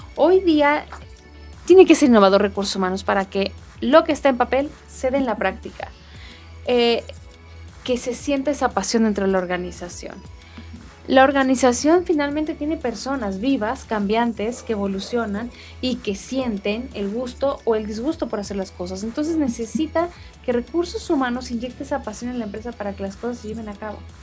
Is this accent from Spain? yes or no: no; Mexico; como buenos este, mexicanos